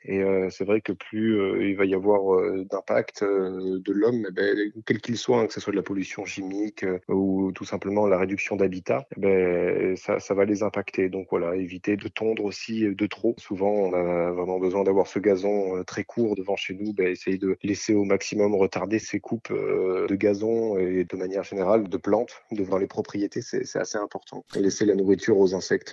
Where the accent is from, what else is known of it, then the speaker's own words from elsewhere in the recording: Toulon, Provence-Alpes-Côte d'Azur, France; je suis né dans le Var à Toulon